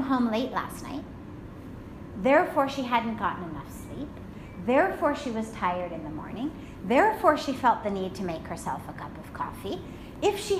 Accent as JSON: {"language": "English", "country": "United States", "said": "I'm American"}